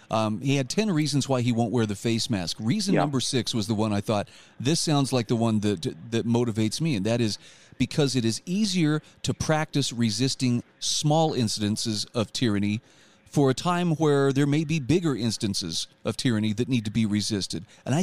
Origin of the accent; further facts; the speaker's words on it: Utah, United States; my home state of Utah